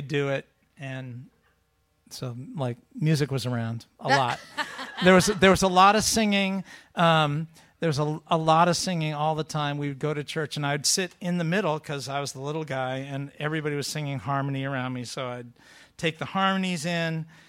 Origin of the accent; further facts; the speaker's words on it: Sudbury, Massachusetts, United States; I grew up in Sudbury, to the west of here, near Concord, Lincoln, out that way, Walden Pond